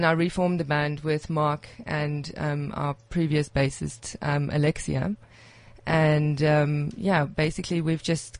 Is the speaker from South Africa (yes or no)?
yes; South Africa; now in Reykjavik, Iceland; Being a South African living there, like obviously, I was very snow crazy.